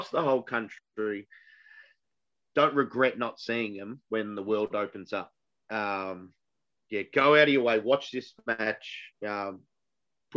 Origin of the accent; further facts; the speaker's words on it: Melbourne, Victoria, Australia; we are from Melbourne